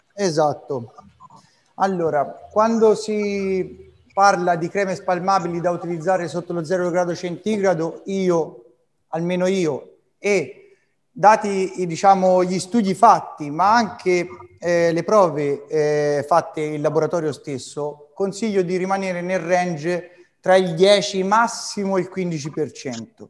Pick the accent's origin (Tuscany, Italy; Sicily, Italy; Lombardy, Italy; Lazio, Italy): Tuscany, Italy; Arezzo; amo infinitamente la mia terra e la mia città. Francesco Redi, mio avo, aretino